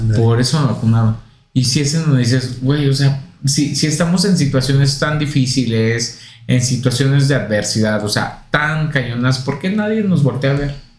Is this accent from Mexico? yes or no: yes; Puebla, Mexico; moved away as an adult; now in Mexico City, Mexico; yo vengo de Puebla